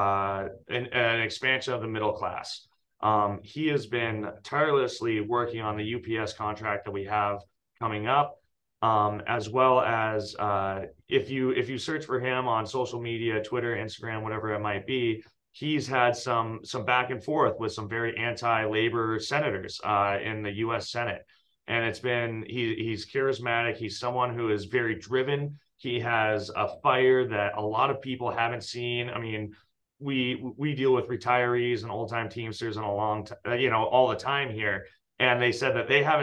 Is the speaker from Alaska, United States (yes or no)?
yes; Talkeetna, Alaska, United States; born and raised in Talkeetna, which is a great town.